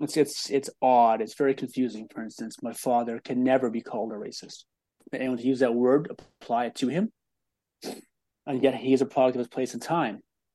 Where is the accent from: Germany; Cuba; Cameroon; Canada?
Canada; Cold Lake, Alberta; I was born in Northern Alberta on an Air Force base, Cold Lake Air Force Base. I am Indigenous. I'm Métis on both sides of my family, more prevalent on my mother's side than my father's. We are primarily Nahiwak